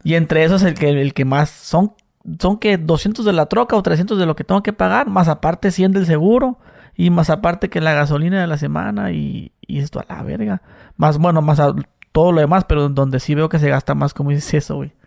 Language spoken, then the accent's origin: Spanish; Mexicali, Baja California, Mexico; yo que soy de Mexicali, pues, como te digo, frontera con Caléxico